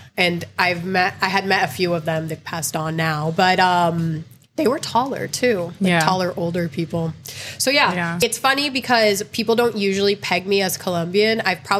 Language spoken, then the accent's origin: English; Connecticut, United States; moved away as an adult; now in Miami, United States; When I was growing up, I grew up mostly in Connecticut. So I grew up primarily around white people going to school. It was like Italian people and Polish people.